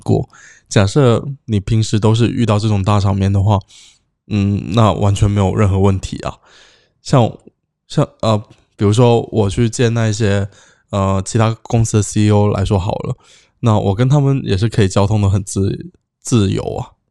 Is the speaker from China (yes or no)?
no; Cambodia; 我在这里长大